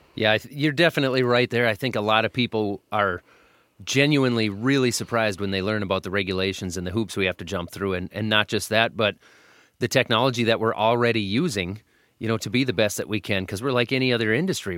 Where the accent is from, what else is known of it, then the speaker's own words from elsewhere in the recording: Minnesota, United States; I'm from Minnesota. We're sitting in Minnesota.